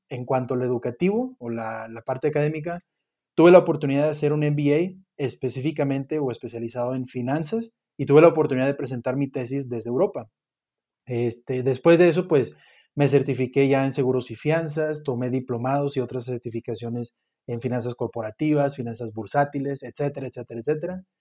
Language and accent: Spanish; Monterrey, Nuevo León, Mexico; now in Mexico City, Mexico; igual soy regiomontano